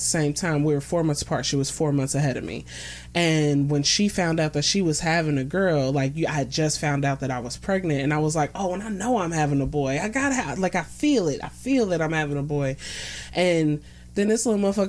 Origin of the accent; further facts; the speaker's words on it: Cincinnati, Ohio, United States; also born or lived in Plainfield, New Jersey; I was raised in Cincinnati.